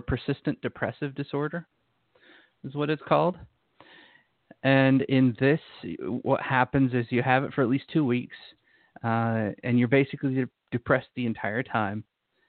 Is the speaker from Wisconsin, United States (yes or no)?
no; Utah, United States; moved away; I used to live in Utah. I grew up in Utah